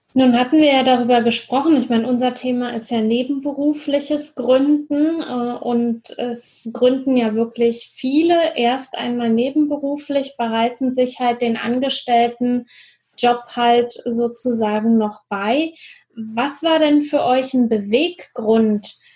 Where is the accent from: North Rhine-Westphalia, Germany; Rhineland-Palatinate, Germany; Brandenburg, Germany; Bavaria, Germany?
Brandenburg, Germany; now in Frankfurt, Germany; Berlin ist zwar nicht ganz meine Heimat, aber doch komme ich da aus dem, ähm, Brandenburger Umland